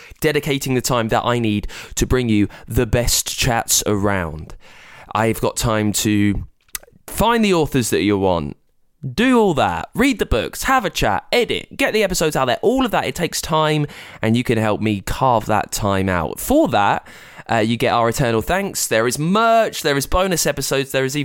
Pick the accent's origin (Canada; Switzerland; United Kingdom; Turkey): United Kingdom; I'm British